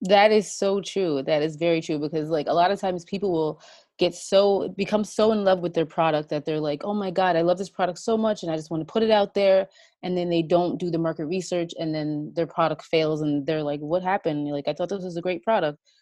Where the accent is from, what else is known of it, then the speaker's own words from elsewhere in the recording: New York, United States; I'm from the United States, uh, in New York, and I live here with my two kids and my husband.